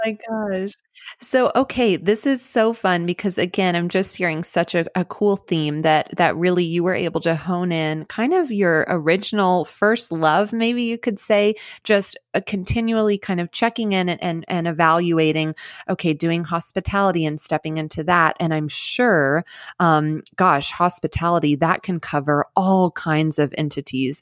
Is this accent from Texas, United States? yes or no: yes; Dallas, Texas, United States; moved away; I'm actually originally from Dallas